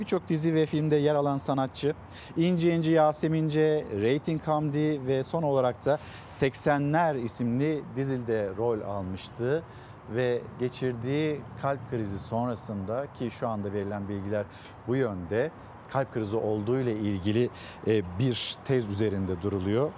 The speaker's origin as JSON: {"language": "Turkish", "region": "Çanakkale", "country": "Turkey", "tie": "born or raised there", "moved": "yes", "said": "memleketim Çanakkale'ye"}